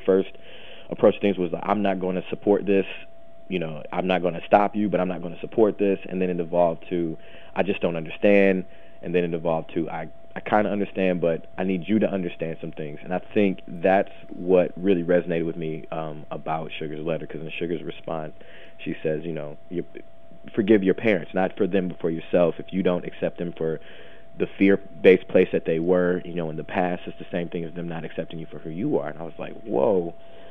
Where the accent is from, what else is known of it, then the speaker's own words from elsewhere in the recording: Midwest, United States; I grew up in the Midwest.